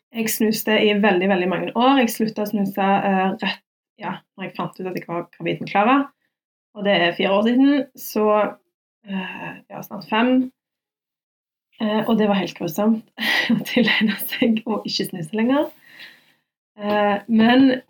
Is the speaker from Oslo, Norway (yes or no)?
no; Stavanger, Rogaland, Norway; Jeg er fra Madla